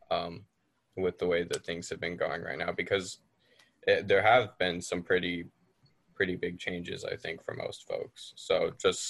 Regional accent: Fairbanks, Alaska, United States; being from Fairbanks

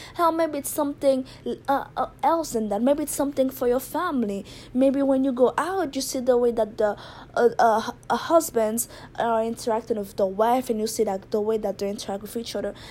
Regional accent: Haiti; now in Japan; I'm originally from Haiti, but I live in Japan

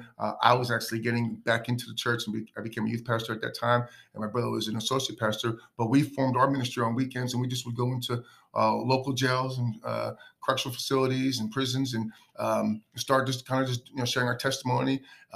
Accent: Keeper, New Jersey, United States; growing up in Keeper, New Jersey

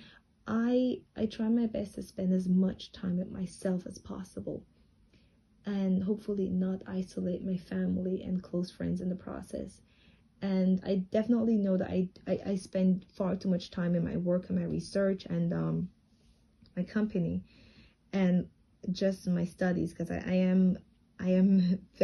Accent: Jamaica; moved away as an adult; now in Tianjin, China; while I was growing up in Jamaica

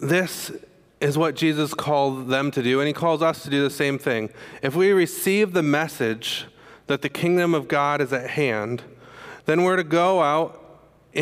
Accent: Michigan, United States; moved away; also born or lived in Indiana; I'm from Michigan

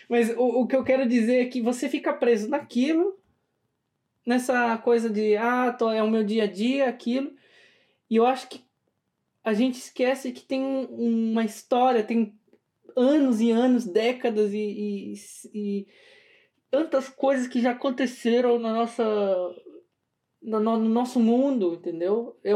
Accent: São Paulo, Brazil; eu, por exemplo, nasci em São Paulo, né, capital.

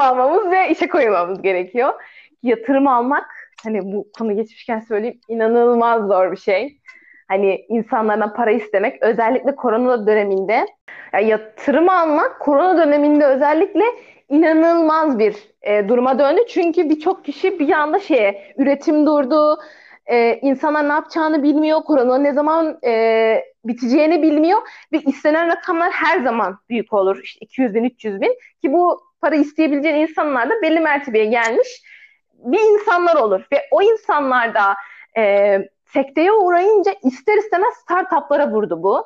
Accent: Aegean Region, Turkey

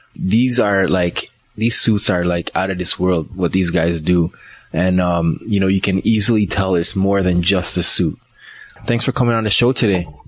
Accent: Liberia; also born or lived in Ghana; now in Canada; I was born in Ghana, but I was raised in Liberia.

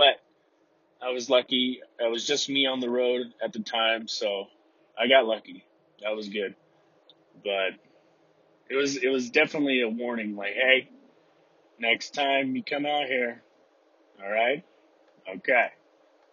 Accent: Texas, United States; now in Utah, United States; I'm from Texas

